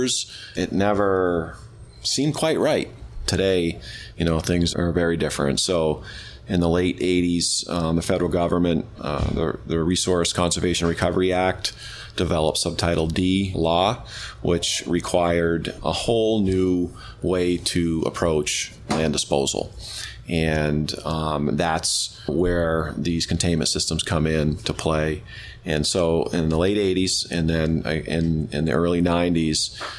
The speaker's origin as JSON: {"language": "English", "town": "Rockingham", "region": "Vermont", "country": "United States", "tie": "born or raised there", "said": "I grew up in Rockingham, Vermont, and we had a landfill in Rockingham"}